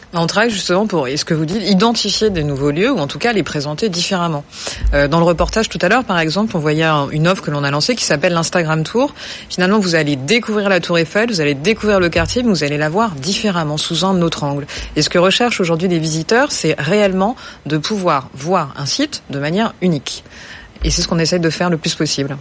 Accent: Paris, Île-de-France, France; je suis parisienne

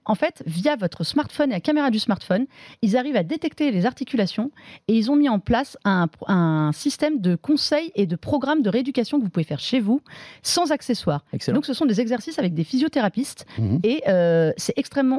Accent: France; on est français aussi

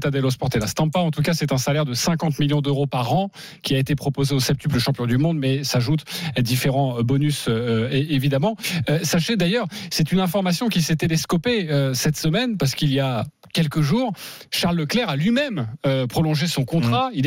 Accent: France; même si on l'aime beaucoup en tant que Français

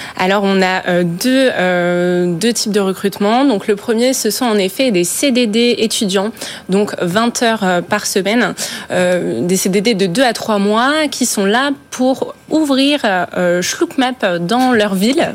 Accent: Alsace, Grand Est, France; on est alsacien

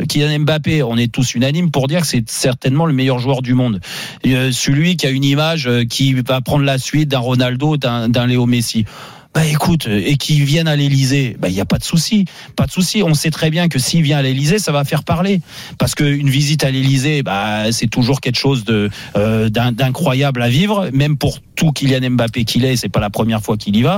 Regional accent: France; nous, en tant que Français et passionnés de football

